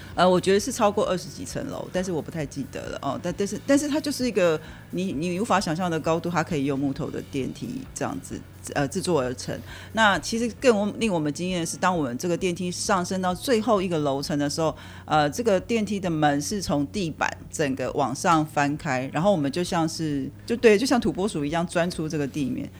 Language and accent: Chinese; Taiwan; also born or lived in New York, United States; 我是在台湾长大，然后中原建筑嗯。系毕业，后来到美国的这个纽约的哥伦比亚去念书，然后再回到台湾来从事这个建筑设计的行业